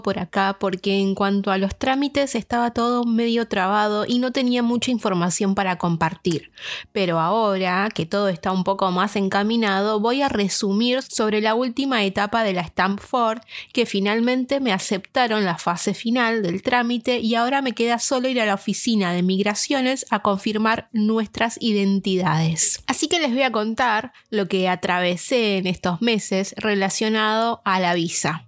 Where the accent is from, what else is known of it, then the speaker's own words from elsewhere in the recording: Argentina; now in Dublin, Ireland; una argentina viviendo en Dublín